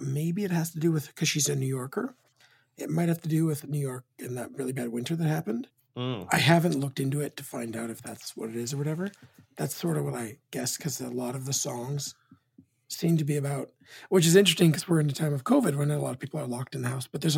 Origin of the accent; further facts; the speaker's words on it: Canadian West Coast, Canada; as a Canadian that's a West Coaster